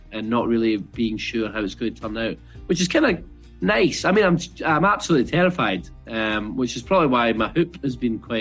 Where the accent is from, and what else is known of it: Scotland, United Kingdom